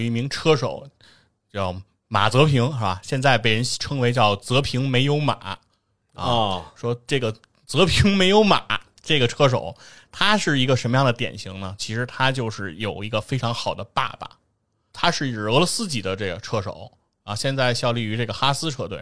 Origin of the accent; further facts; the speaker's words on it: China; 我们中国人